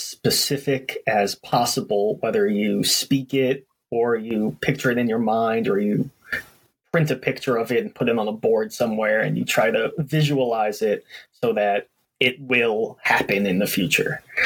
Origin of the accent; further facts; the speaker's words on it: New York City, New York, United States; I grew up in Brooklyn, New York